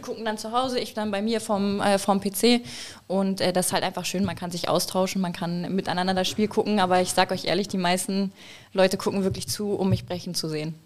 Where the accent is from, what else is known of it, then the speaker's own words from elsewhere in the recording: Hamburg, Germany; bin Hamburger Dörn